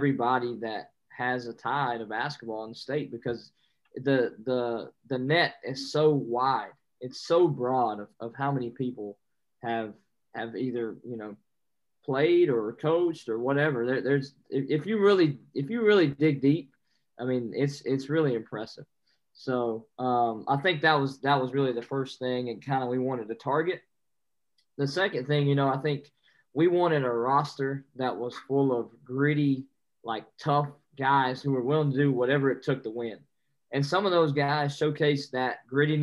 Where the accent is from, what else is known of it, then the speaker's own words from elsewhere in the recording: North Carolina, United States; I'm from North Carolina.